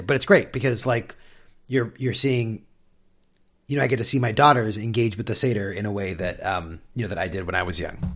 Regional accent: San Diego, California, United States; now in Seattle, United States; growing up in San Diego

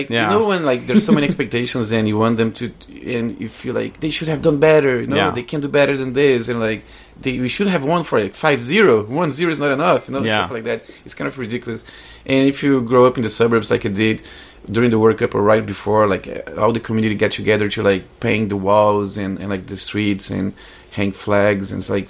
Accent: Rio de Janeiro, Brazil; Born in Brazil.

